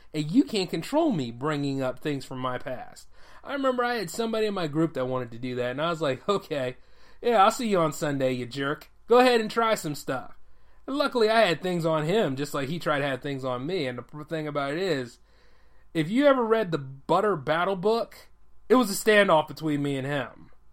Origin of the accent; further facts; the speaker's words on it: United States; me as an American living here